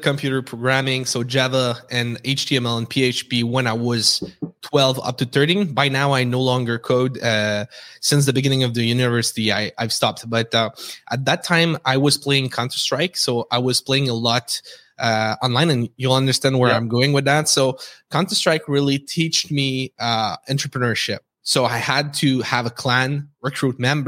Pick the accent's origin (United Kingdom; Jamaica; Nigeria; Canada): Canada; Quebec City, Quebec; accent: French; English is a second language; We're based in Quebec City, as you can tell with my accent.